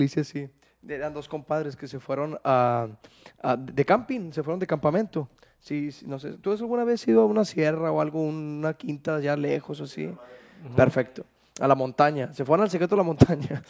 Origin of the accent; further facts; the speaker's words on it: Santiago, Nuevo León, Mexico; Yo soy de Santiago, Nuevo León